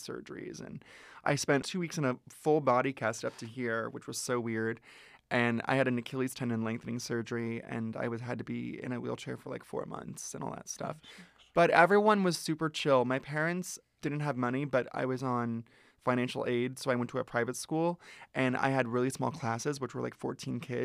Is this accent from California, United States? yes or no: yes; Ventura, California, United States; I grew up in Ventura, which is an hour north of here